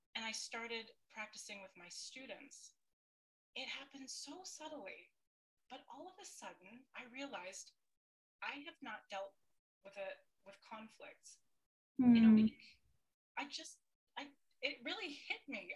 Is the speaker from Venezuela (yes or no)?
no; Canada; moved away as an adult; now in Sweden; I am a uh, born and raised in Canada, and I moved to Sweden in, I think it was 2003, 2004.